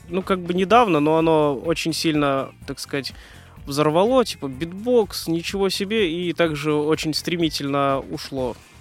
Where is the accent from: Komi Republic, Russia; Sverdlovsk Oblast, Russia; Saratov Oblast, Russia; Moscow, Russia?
Moscow, Russia; also born or lived in Oryol; я родился в Орле и где-то лет 8, э, наверное, переехал в Москву. Uh Э, учился в школе 1429